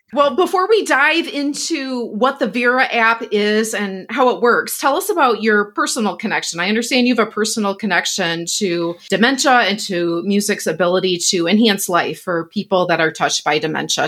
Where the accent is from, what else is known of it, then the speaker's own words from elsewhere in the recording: West Michigan, United States; I grew up in West Michigan, where there are lots of Dutch people